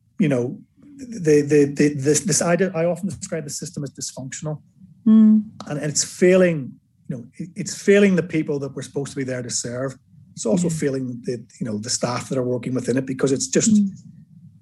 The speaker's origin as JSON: {"language": "English", "region": "Northern Ireland", "country": "United Kingdom", "moved": "yes", "lives_now": "England", "said": "I'm from Northern Ireland"}